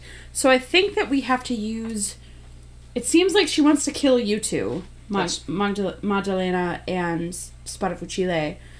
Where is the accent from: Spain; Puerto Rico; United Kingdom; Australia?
Spain; I am from Spain.